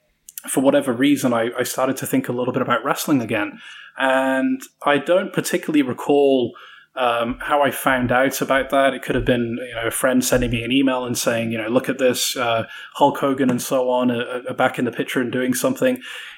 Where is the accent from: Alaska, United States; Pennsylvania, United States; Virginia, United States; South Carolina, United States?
South Carolina, United States; I've been putting on this British accent for the best part of a year, and little do you know that I'm actually from South Carolina.